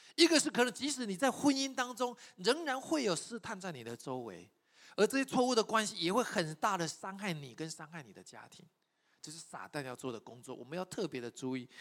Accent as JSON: {"language": "Chinese", "country": "Taiwan", "said": "我从台湾来"}